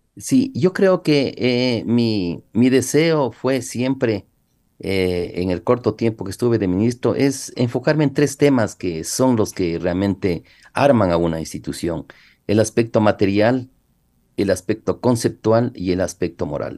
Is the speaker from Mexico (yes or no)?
no; Ecuador; nosotros es como ecuatorianos